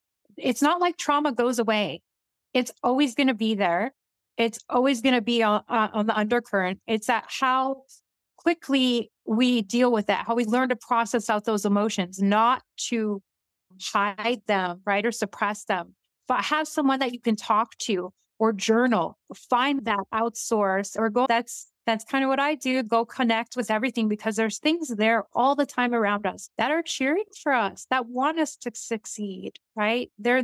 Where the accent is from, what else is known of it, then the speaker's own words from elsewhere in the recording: Northern Canada, Canada; So I first saw some of these when I was younger, growing up in the North. They're all over the Canadian Shield.